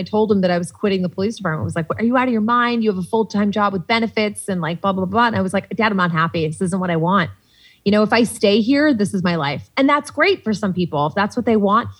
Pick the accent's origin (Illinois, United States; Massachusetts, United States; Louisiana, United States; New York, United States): Massachusetts, United States; Salisbury; moved away as an adult; also born or lived in Boston; now in Los Angeles, United States; my hometown of Salisbury, Mass